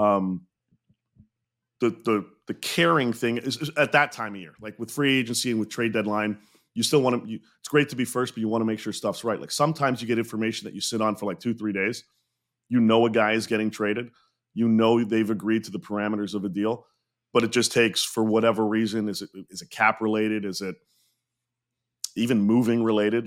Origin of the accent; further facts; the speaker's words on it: Montreal, Quebec, Canada; I grew up in Montreal, was born there